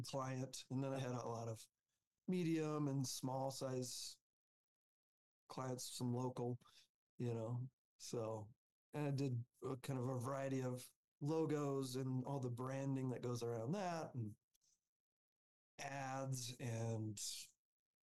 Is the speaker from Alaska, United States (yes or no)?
yes; Alaska, United States; moved away as an adult; now in Denver, United States; I grew up in Alaska. I came down to Colorado for college.